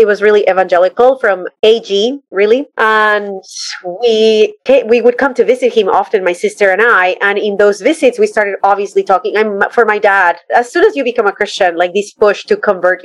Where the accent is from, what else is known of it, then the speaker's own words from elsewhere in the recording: Bogota, Colombia; moved away as an adult; now in United States; I grew up in Bogota, in Colombia